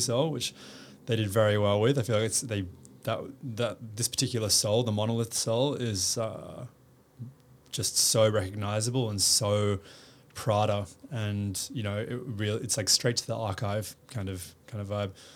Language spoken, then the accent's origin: English; Perth, Western Australia, Australia; moved away as an adult; also born or lived in United States; now in Sydney, Australia; growing up in Perth was amazing